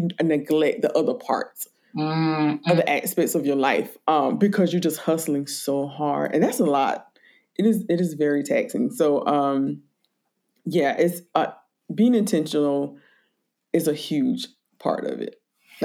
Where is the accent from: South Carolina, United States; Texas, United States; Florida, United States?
South Carolina, United States; rural; moved away; also born or lived in Brooklyn, New York; when I grew up in South Carolina, rural South Carolina